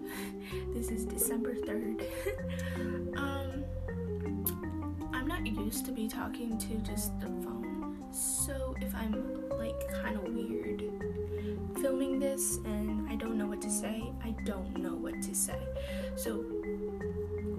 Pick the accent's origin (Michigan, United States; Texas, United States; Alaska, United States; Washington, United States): Alaska, United States; I was born in Alaska